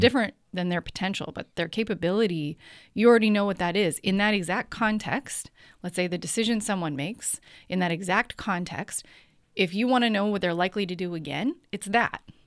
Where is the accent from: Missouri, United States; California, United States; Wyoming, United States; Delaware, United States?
California, United States; Bay Area; also born or lived in Sonoma County / San Francisco; born and raised in the Bay Area, so I've been here for most of my life, especially, um, a lot of my life in Sonoma County